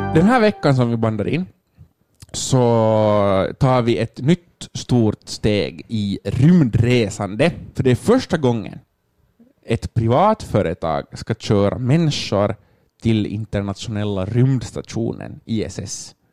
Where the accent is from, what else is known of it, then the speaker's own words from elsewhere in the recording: Finland; vi som finländare